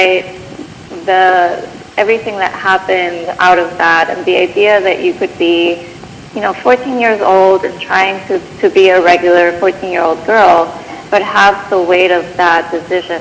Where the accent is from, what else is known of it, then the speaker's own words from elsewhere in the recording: Bogotá, Colombia; now in Bay Area, United States; I grew up in Bogota, Colombia